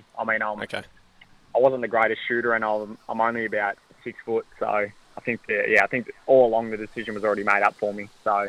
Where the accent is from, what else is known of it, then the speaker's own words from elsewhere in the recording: Fish Creek, Victoria, Australia; moved away as an adult; also born or lived in Warragul, Victoria / Newborough, Victoria; now in Gold Coast, Australia; then Mum and Dad decided to move over to Newborough, so we leased the farm off in Fish Creek, made the move over